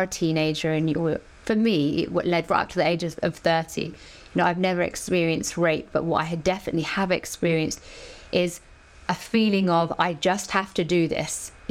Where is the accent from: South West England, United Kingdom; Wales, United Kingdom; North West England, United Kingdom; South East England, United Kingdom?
South West England, United Kingdom; Dorset; moved away as an adult; also born or lived in London; growing up in Dorset, in this little village, a sleepy village, I saw nothing. And I moved to London when I was 18